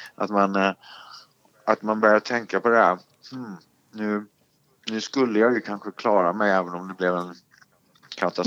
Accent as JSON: {"language": "Swedish", "region": "Småland", "country": "Sweden", "said": "Jag är ju från Småland själv."}